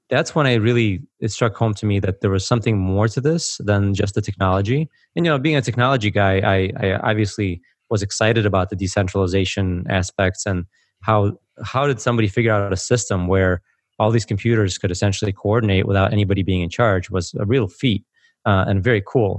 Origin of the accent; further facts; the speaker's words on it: United States; also born or lived in former Soviet Union; I grew up in America, but I actually came from the former Soviet Union. So, uh, I came over in nineteen eighty-nine